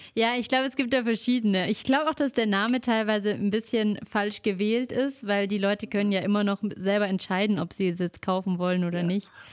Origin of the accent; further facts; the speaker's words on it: Allgäu, Bavaria, Germany; bei uns im Allgäu